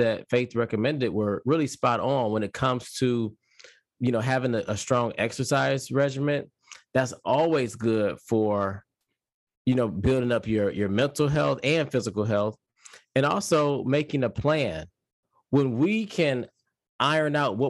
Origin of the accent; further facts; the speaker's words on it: Detroit, Michigan, United States; I'm originally from Detroit, Michigan